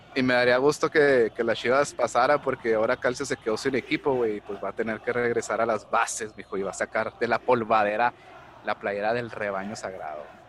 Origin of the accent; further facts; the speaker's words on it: Ciudad Juárez, Chihuahua, Mexico; yo vengo de, visita de Ciudad Juárez